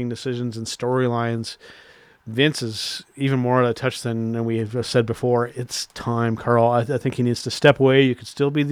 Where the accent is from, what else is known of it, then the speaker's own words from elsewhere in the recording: Canada; us being Canadian wrestling fans